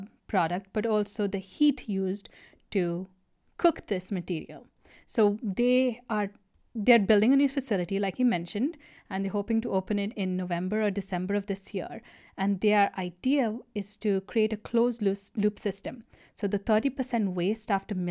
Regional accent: United States; I'm an American too.

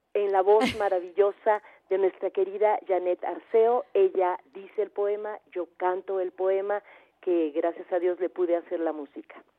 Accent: Tabasco, Mexico; en Tabasco, mi tierra

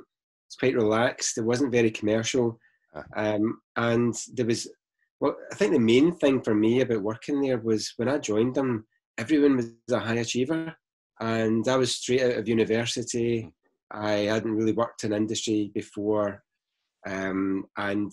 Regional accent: Glasgow, Scotland, United Kingdom; moved away as an adult; also born or lived in Surrey; I'm from Glasgow, which you can probably tell by the accent

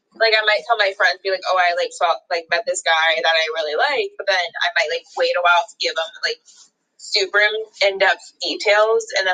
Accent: Puyallup, Washington, United States; growing up in Puyallup

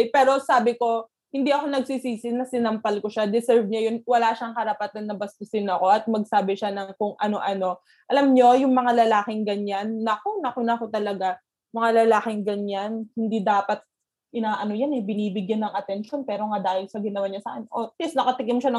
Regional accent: Bayombong, Cagayan Valley, Philippines; sa Bayombong, sa, sa province namin

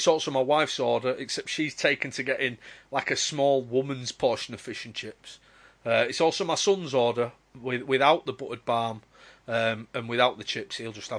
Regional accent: Bradford, Yorkshire and the Humber, United Kingdom; now in Manchester, United Kingdom; When I growing up in Bradford

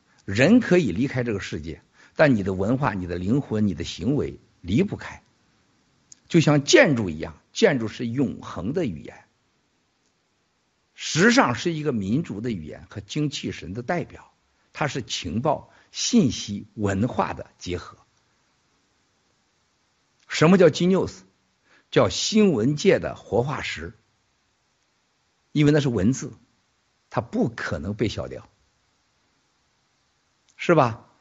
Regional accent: near Chaocheng, Shandong, China; moved away; 我小的时候在我们家古城旁边有个朝城，朝城有回民

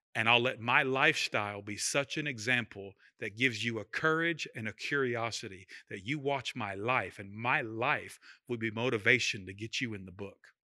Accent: United States; we're American.

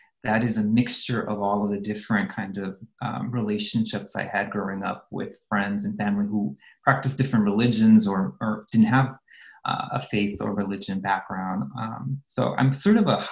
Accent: Los Angeles, California, United States; I grew up in the San Fernando Valley in Los Angeles in California.

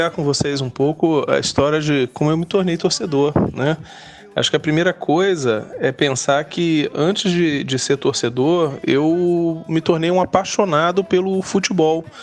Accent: Rio de Janeiro, Brazil; E, e eu uh, cresci no Rio de Janeiro, meu pai era porteiro em Copacabana, no posto 6.

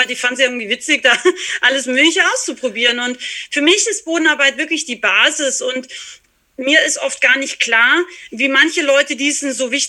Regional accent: Austria; now in Germany; ich bin die …, ich bin ursprünglich aus Österreich, lebe aber schon, boah, ich weiß gar nicht, 15 Jahre bestimmt oder länger in Bayern. Also bin Wahlbayerin sozusagen

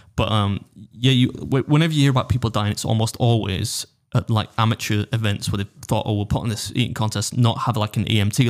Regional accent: United Kingdom; as a British dude

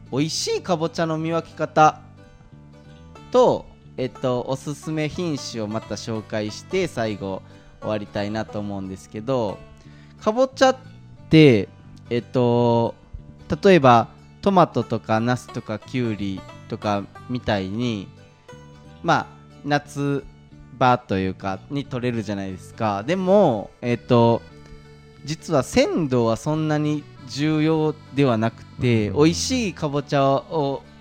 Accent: Kashihara, Nara, Japan; moved away; also born or lived in Fujinomiya; 僕が生まれ育った奈良県の

